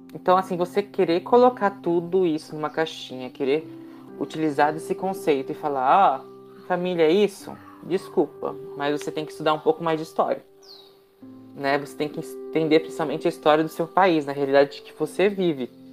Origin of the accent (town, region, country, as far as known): Brazil